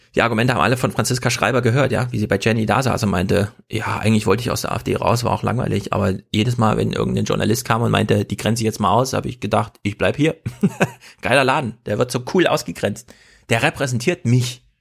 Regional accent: East Germany, Germany; moved away; also born or lived in East Westphalia / Hesse; man sitzt so richtig als Ossi

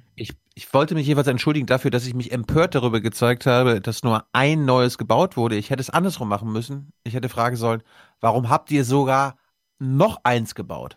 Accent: Mecklenburg-Vorpommern, Germany; moved away; ich bin MacPom vollkommen ohne Windräder aufgewachsen

